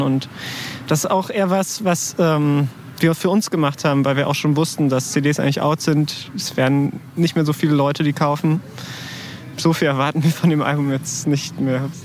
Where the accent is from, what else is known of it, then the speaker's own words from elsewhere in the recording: Berlin, Germany; ich komme aus Tempelhof